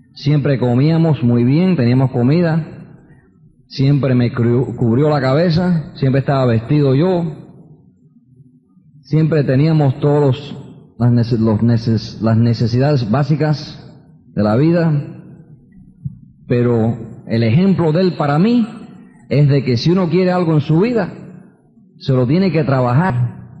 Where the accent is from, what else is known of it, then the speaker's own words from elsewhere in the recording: New York, United States; also born or lived in Queens, New York; Y nací en Queens, New York, es donde yo nací. Y me crié en el Bronx. Yo soy neoyorquino